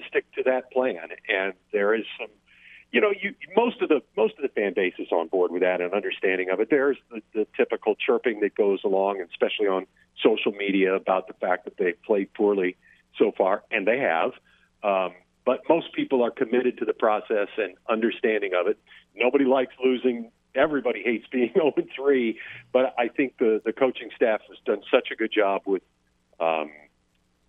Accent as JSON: {"language": "English", "region": "southern Illinois", "country": "United States", "tie": "born or raised there", "also_born_or_lived": "Detroit area, Michigan", "moved": "yes", "lives_now": "Lake Charles, United States", "said": "I was born in Michigan, in a suburb of Detroit, but moved to southern Illinois when I was a kid, and so I was basically across the river from St. Louis."}